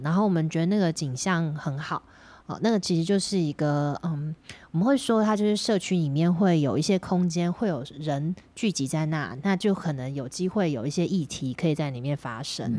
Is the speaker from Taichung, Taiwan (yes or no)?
no; Miaoli County, Taiwan; also born or lived in Taipei; now in Taoyuan, Taiwan; 我是台北出生，然后搬到苗栗的苗栗人